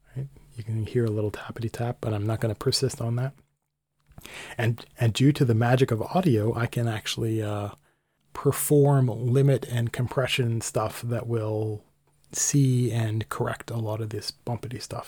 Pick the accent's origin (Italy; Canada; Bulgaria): Canada; I'm Canadian